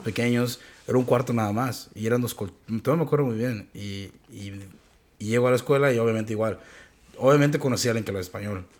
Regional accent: Mexico; moved away; yo siendo una persona mexicana

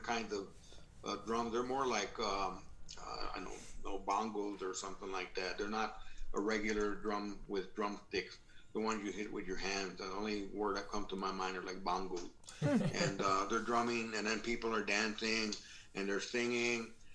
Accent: United States; I'm from the United States.

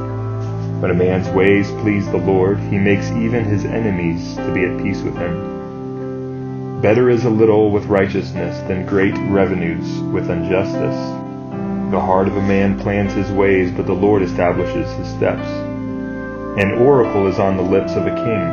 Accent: United States

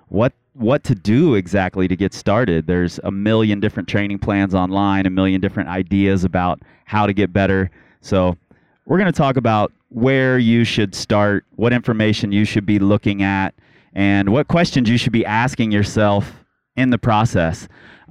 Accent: Cincinnati, Ohio, United States; now in Lander, United States; I'm originally from Cincinnati, Ohio

